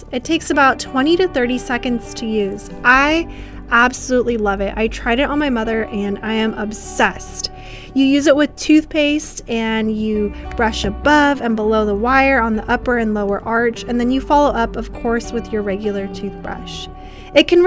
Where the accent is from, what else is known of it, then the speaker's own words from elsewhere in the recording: United States; accent: American; back to my American accent.